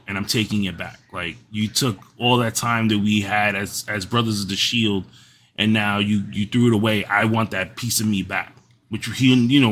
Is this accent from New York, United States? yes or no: yes; New York, United States; I'm from New York, and everybody always tells us we're, you know, how the Yankees are